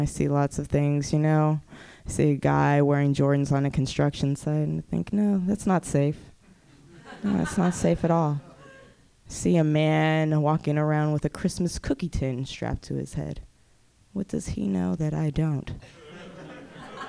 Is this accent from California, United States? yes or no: yes; Oakland, California, United States; I am from Oakland. I do live in Oakland